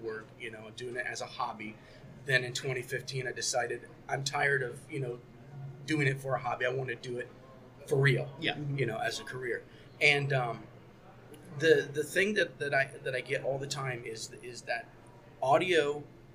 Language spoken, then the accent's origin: English; Indiana, United States; also born or lived in Cleveland, Ohio; We're both from Indiana